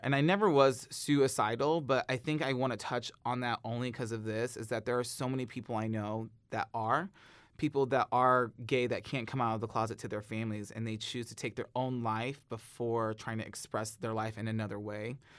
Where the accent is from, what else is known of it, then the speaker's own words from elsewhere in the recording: St. Ann, Missouri, United States; I grew up in North County, Saint Ann